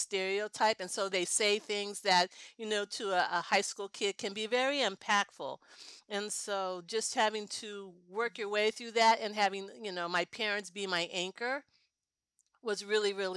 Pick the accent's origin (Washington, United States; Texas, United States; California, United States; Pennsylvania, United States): California, United States; also born or lived in Denver, Colorado / Oakland, California; I was born in Denver. And then my dad moved out earlier, but our move to California happened when I was in the second grade